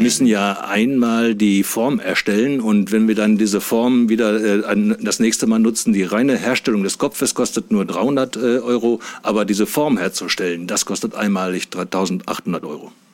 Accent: Wernigerode, Saxony-Anhalt, Germany; Ich komme aus Wernigerode, das ist im Harz in Sachsen-Anhalt

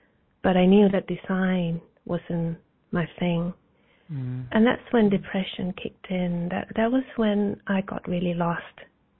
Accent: New Zealand; And I grew up in New Zealand. I actually traveled all over the place for 20 years due to my mother's career. And New Zealand was a blessing, actually.

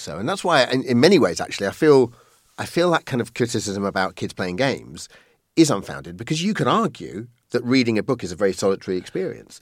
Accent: Colchester, East of England, United Kingdom; now in London, United Kingdom; I was born in Colchester from, uh, Irish stock

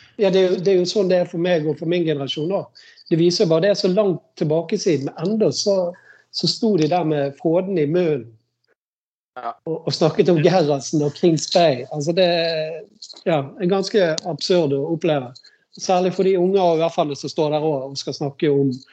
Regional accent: Bergen, Vestland, Norway; jeg er oppvokst i Hjalmaren

